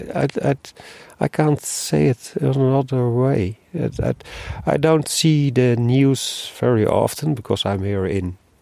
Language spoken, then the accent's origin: English; Netherlands; moved away; I'm from Holland